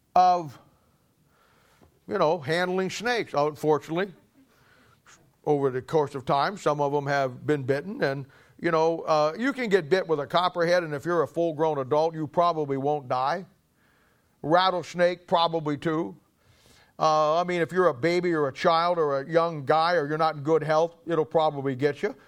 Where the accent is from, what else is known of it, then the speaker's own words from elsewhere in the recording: Canton, Ohio, United States; I'm from Canton